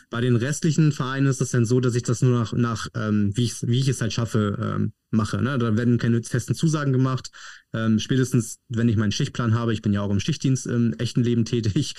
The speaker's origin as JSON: {"language": "German", "town": "Padenstedt", "region": "Schleswig-Holstein", "country": "Germany", "said": "Padenstedt Kamp ist ein kleines Dorf unterhalb von Neumünster, liegt ziemlich genau zwischen Kiel und ja, Hamburg"}